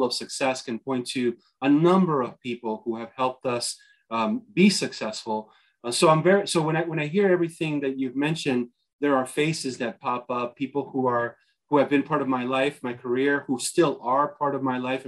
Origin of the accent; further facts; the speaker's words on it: Paterson, New Jersey, United States; I was born and raised in Paterson, New Jersey, an inner city right outside New York.